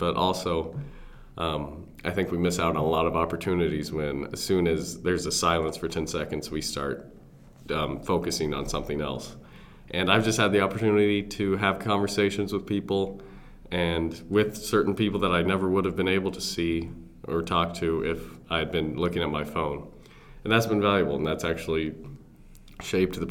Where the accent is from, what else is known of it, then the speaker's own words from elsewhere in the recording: Aurora, Illinois, United States; moved away as an adult; also born or lived in Missouri; I went to high school in Aurora, Illinois. That's west of Chicago. Northern Illinois